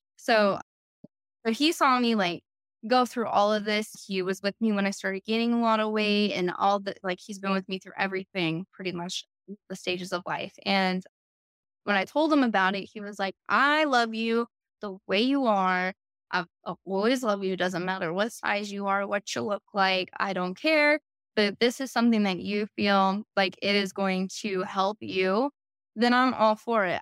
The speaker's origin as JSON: {"language": "English", "town": "El Paso", "region": "Texas", "country": "United States", "tie": "born or raised there", "also_born_or_lived": "Colorado", "moved": "yes", "lives_now": "Austin, United States", "said": "I grew up in El Paso"}